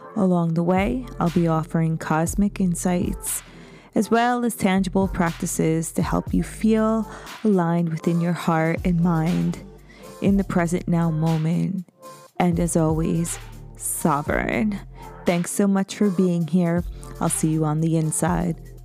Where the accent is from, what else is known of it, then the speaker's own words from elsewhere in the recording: the Hamptons, New York, United States; I grew up in the Hamptons.